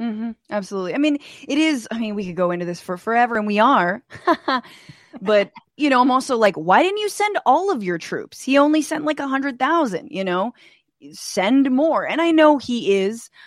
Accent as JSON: {"language": "English", "country": "United States", "said": "as an American"}